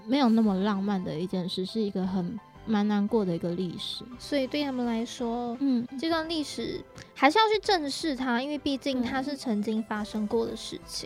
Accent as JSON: {"language": "Chinese", "country": "Malaysia", "said": "像我本身来自马来西亚，嗯。那我是华人"}